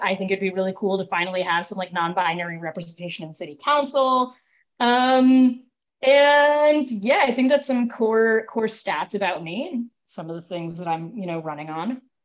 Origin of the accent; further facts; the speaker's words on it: Connecticut, United States; moved away as an adult; now in Providence, United States; I actually grew up in Connecticut